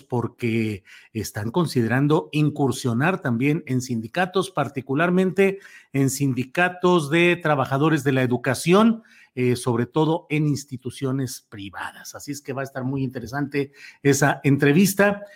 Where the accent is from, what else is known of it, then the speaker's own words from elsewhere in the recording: Mexico; Yo como votante, y como ciudadano mexicano